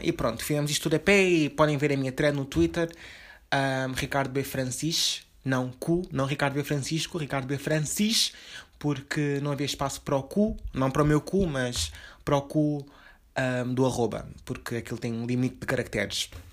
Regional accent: Lisbon, Portugal; eu também sou de Lisboa.

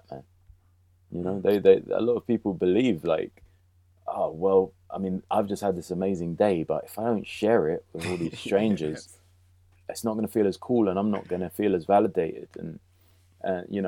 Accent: London, United Kingdom; also born or lived in Hackney, London; I grew up initially in Kilburn on Wilson Lane, near the old cinema, the Odeon, and the cemetery, Paddington Cemetery. And then moved further up to Willesden, just off Willesden High Road. And I was there till I was about 20

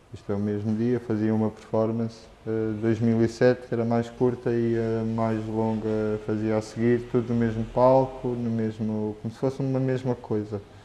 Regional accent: Luanda, Luanda Province, Angola; moved away as an adult; Eu vivia em Luanda, cresci em Luanda até aos 18 anos

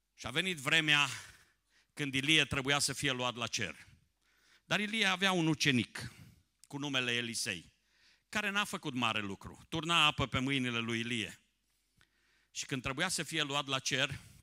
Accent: Someș Valley, Transylvania, Romania; now in Timișoara, Romania; născut în Ardeal pe Valea Someșului, trăind în Timișoara, la granița, aproape de granița de vest a României

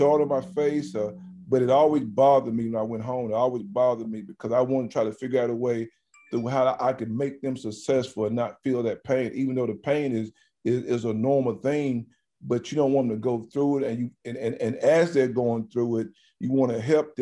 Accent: Alabama, United States; moved away as an adult; also born or lived in Bloomington, Indiana; we had a junior college in my hometown

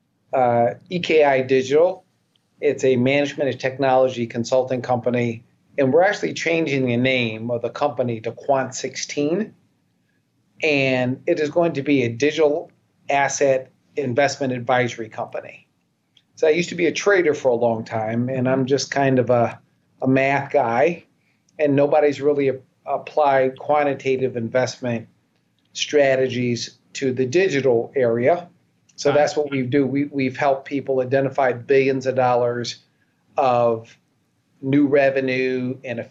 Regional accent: Wichita, Kansas, United States; also born or lived in Philadelphia, Pennsylvania; I was born in Philadelphia. But I grew up in Wichita, Kansas.

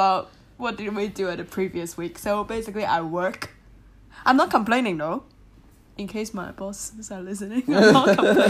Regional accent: Hong Kong; I'm from Hong Kong, I love rice.

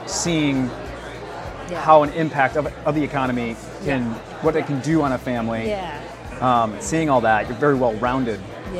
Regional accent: Detroit, Michigan, United States; now in Florida, United States; I came here from Detroit, came from a very industrial area, son of immigrant parents from the Netherlands.

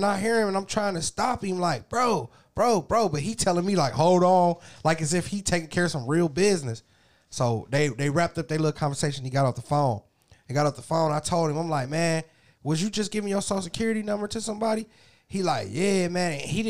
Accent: California, United States; how they know I was from California?

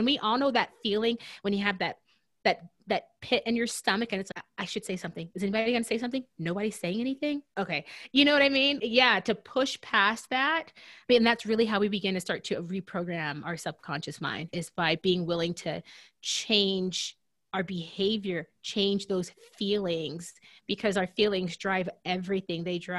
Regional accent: Deep South, United States; because I'm from the Deep South and those roots run deep.

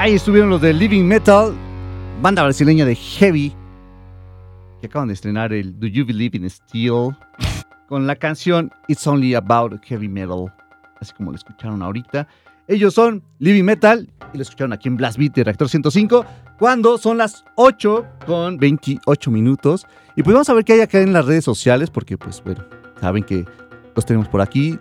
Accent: Mexico

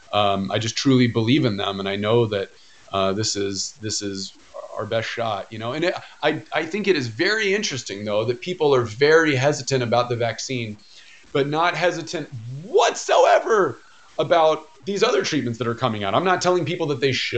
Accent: United States; growing up in America

